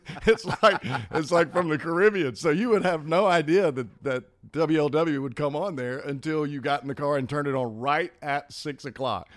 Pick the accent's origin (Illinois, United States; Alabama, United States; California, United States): Alabama, United States; Birmingham; moved away; I grew up in Birmingham, Hoover